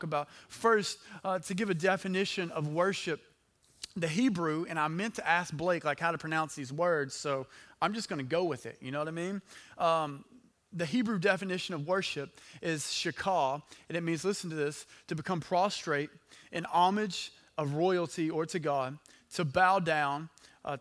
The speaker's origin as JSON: {"language": "English", "town": "Hooks", "region": "Texas", "country": "United States", "said": "I'm from Hooks"}